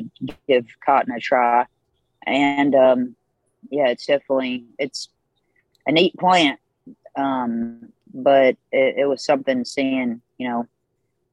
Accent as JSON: {"language": "English", "town": "Hickman", "region": "Kentucky", "country": "United States", "tie": "born or raised there", "also_born_or_lived": "Obion County, Tennessee", "said": "I was born in Western Tennessee, Obion County, and was raised right over the state line in a little town called Hickman, Kentucky on the Mississippi River"}